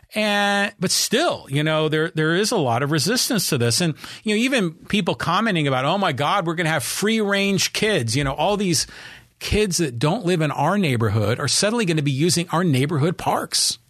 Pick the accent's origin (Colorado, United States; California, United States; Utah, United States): California, United States; Poway; Poway's my my hometown